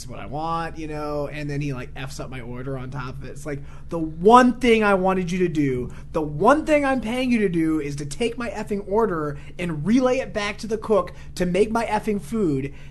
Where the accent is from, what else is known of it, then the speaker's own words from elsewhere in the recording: the South, United States; I'm from the South